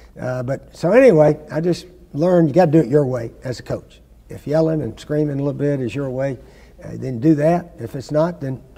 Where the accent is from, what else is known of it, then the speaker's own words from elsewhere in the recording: East Tennessee, United States; also born or lived in Florida; as a youngster growing up in East Tennessee